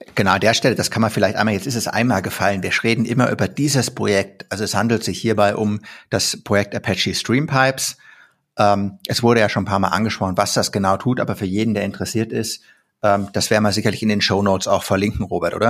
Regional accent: Germany; als Deutscher

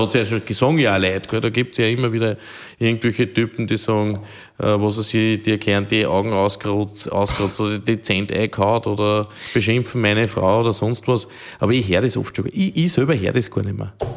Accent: Steinhaus, Upper Austria, Austria; in meiner Heimatgemeinde

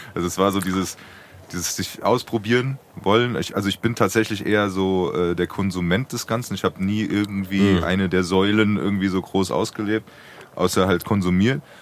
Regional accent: Frankfurt, Hesse, Germany; als Frankfurter Bub

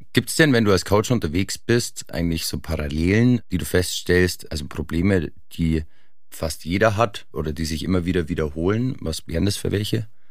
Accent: Oberland, Bavaria, Germany; Ich bin im Oberland aufgewachsen.

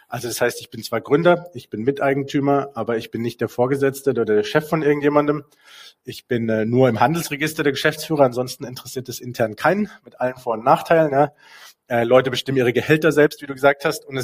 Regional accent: Basel, Basel-Stadt, Switzerland; also wenn du in Basel groß bist, also ich bin in der Gegend hier groß geworden, wenn du hier groß bist

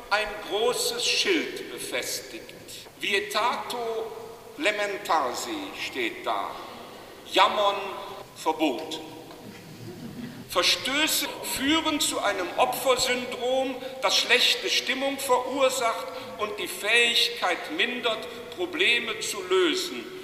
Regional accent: Eppendorf, Hamburg, Germany; es ist nicht meine Pfarrkirche, ich komme aus Eppendorf

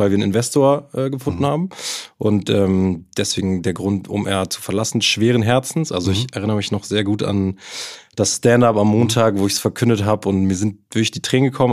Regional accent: Hamburg, Germany; also born or lived in Kiel; Also ich bin hier in Hamburg groß geworden

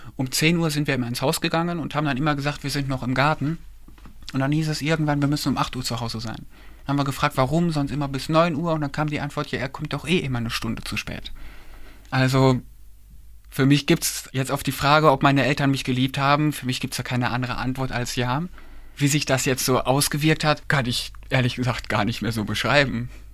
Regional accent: Kleve, North Rhine-Westphalia, Germany; ich bin in Kleve geboren und aufgewachsen

